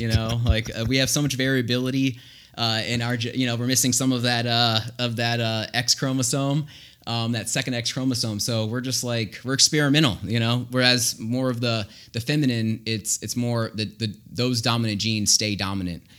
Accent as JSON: {"language": "English", "region": "Florida", "country": "United States", "said": "we're from Florida"}